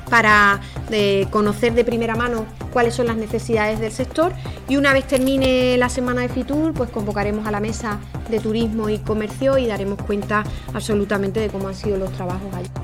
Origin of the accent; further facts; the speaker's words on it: Cádiz province, Andalusia, Spain; somos los gaditanos y las gaditanas